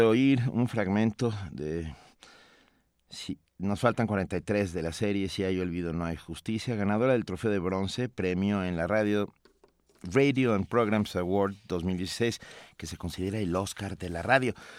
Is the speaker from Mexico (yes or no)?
yes; Mexico; como mexicanos